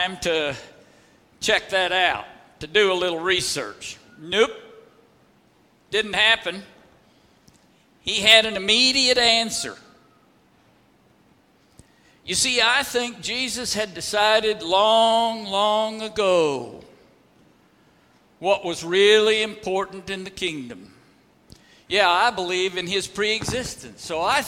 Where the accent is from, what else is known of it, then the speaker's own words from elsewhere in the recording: Oklahoma Panhandle, United States; I was from the Oklahoma Panhandle.